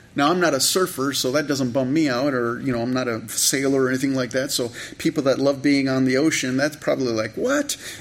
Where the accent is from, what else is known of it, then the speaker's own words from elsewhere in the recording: Campbell, California, United States; moved away as an adult; also born or lived in Canada / San Jose, California; I grew up in California, in Northern California, in the San Francisco Bay Area in the 60s. I was born in Canada. My parents emigrated to Campbell, California, where I grew up for a number of years, and then we moved to San Jose